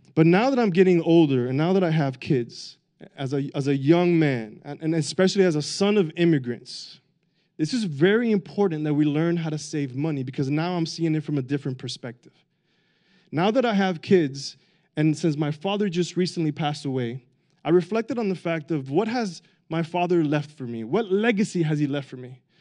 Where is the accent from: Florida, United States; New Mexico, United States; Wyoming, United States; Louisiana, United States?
Florida, United States; Miami; I grew up in Miami